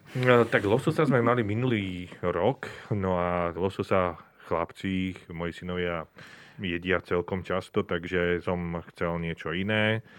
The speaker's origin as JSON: {"language": "Slovak", "town": "Zvolen", "region": "Banská Bystrica Region", "country": "Slovakia", "tie": "born or raised there", "said": "ja som zo Zvolena pôvodom"}